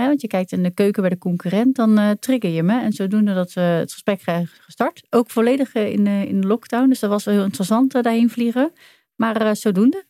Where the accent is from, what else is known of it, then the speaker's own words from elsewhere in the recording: Doorn, Utrecht, Netherlands; geboren getogen in Doorn bij de Utrechtse Heuvelrug.